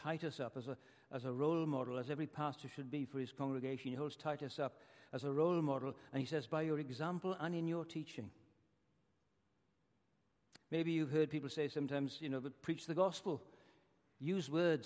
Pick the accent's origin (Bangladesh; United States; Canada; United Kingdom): United Kingdom; Wales; moved away; I come from Wales, which is a kind of socialist country